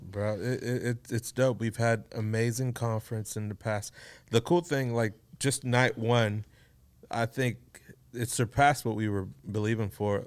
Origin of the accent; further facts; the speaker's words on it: Houston, Texas, United States; born, raised here in Houston, Texas.